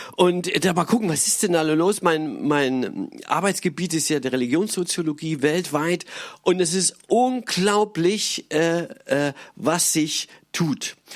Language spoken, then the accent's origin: German; Germany; als Europäer und als Deutsche